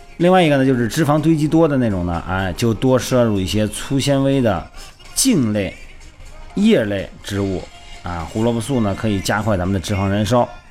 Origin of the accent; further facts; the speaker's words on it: Shandong, China; moved away; 我们老家山东那边